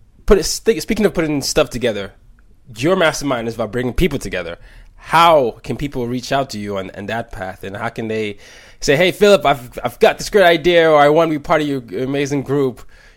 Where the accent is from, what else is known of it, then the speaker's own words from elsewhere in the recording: Nigeria; English is a second language; I grew up in 5 countries, you know, I'm from Nigeria